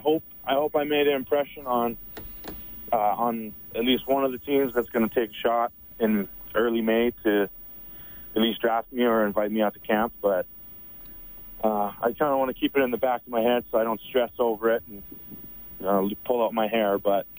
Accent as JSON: {"language": "English", "town": "Sherwood Park", "region": "Alberta", "country": "Canada", "tie": "born or raised there", "said": "Sherwood Park."}